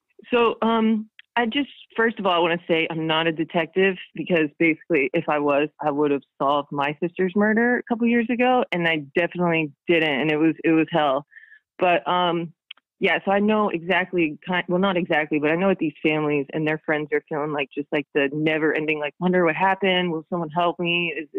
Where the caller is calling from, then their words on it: London, United Kingdom; I'm calling from London and calling off of Skype.